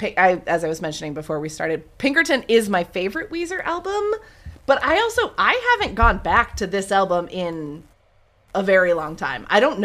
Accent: Ithaca, New York, United States; I'm from Ithaca

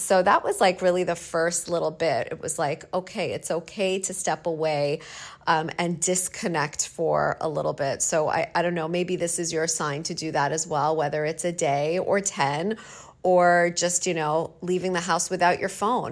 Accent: Canada; moved away; I'm from Canada and it's a second language

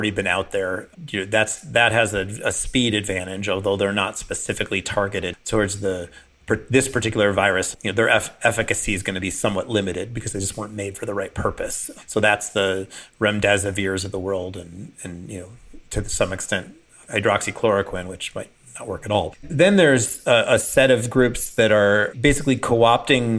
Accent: Chicago, Illinois, United States; I grew up in Chicago

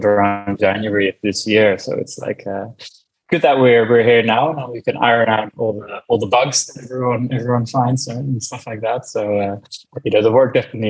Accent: Amsterdam, North Holland, Netherlands; I'm from the Netherlands, by the way. So I grew up in Amsterdam

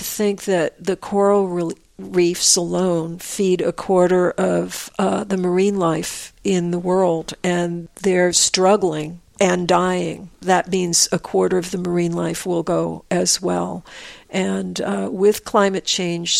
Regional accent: Croton-on-Hudson, New York, United States; also born or lived in Manhattan, New York; When I was growing up in Croton

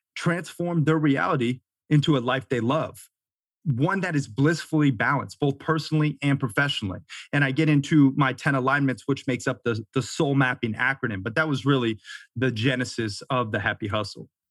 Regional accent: Florida, United States; moved away as an adult; also born or lived in Montana / Sarasota, Florida / Delray Beach, Florida; now in Bozeman, Montana, United States; I grew up half in Florida, you know, surfing and skating, and then half in Montana, camping, fishing, hunting, hiking

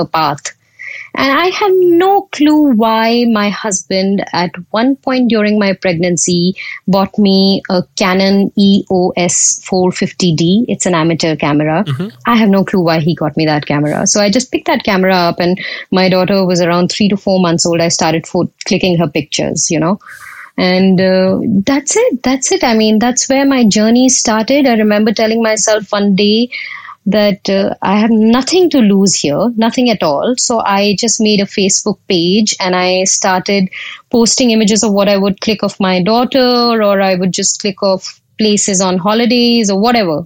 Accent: India; accent: Indian; moved away as an adult; now in United Kingdom; I am Indian, and I moved to the UK over a decade ago when I got married to my husband. And back in India, I was a journalist and a radio presenter

